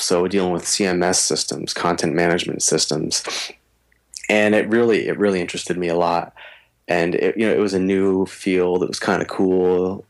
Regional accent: East Coast, United States; now in Minnesota, United States; can't tell from the way I talk, I'm from the East Coast, but I am living in Minnesota now

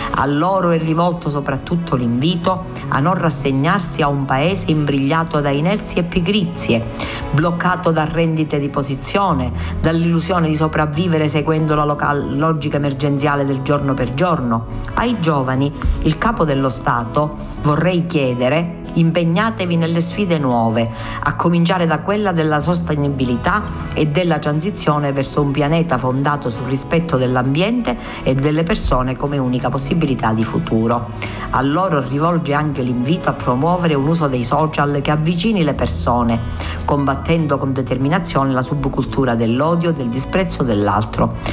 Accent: Palermo, Sicily, Italy; dalle nostre parti nel palermitano

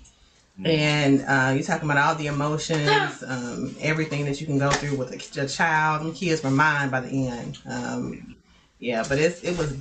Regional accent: Jackson, Tennessee, United States; accent: southern; moved away as an adult; now in St. Louis, United States; I'm from Jackson, Tennessee

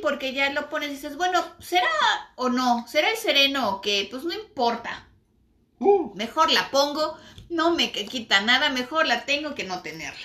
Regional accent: Mexico; nosotros somos mexicanos y vivimos en México

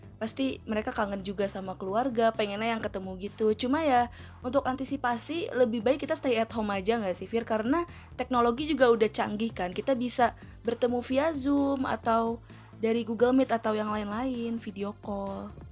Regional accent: Betawi, Jakarta, Indonesia; Gue juga orang Betawi

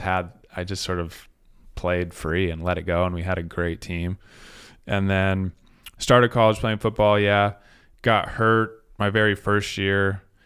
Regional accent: Salt Lake City, Utah, United States; moved away as an adult; also born or lived in New Jersey / Portland, Oregon; now in Spokane, United States; I grew up in Salt Lake

